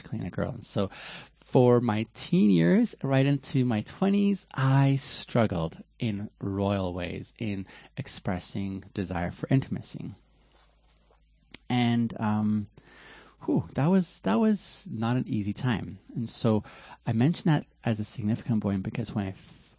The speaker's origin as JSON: {"language": "English", "area": "West Coast of Canada", "region": "British Columbia", "country": "Canada", "tie": "born or raised there", "also_born_or_lived": "Ethiopia", "said": "I'm from Ethiopia originally and grew up in Canada on the West Coast"}